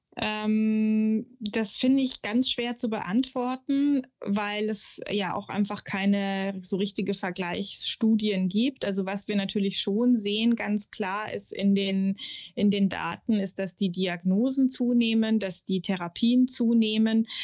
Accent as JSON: {"language": "German", "town": "Munich", "region": "Bavaria", "country": "Germany", "moved": "yes", "said": "ich komme aus München, lebe da auch immer noch oder wieder eigentlich"}